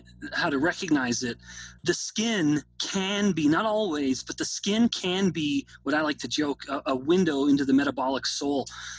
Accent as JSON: {"language": "English", "country": "Canada", "tie": "born or raised there", "lives_now": "United States", "said": "I say this as someone who's actually a foreigner being born and raised in Canada."}